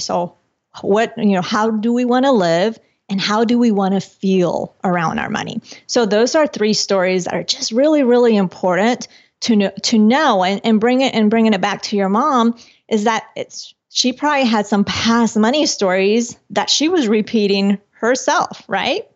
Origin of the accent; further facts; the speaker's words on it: Colombia; moved away; I'm from Colombia originally